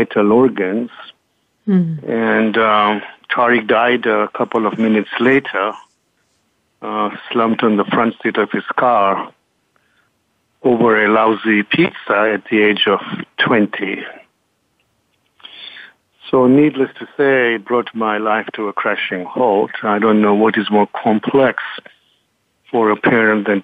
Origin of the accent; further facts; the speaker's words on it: Kenya; also born or lived in England; now in United States; I was born in Kenya, educated in England, and have Eastern roots